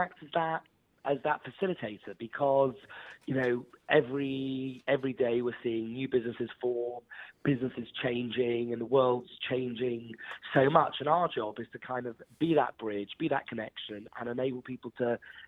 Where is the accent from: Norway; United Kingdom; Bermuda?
United Kingdom; Wales; I'm actually Welsh